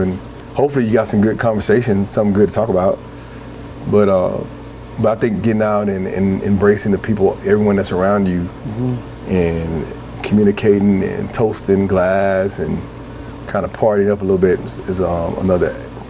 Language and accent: English; the South, United States; I'm from the South.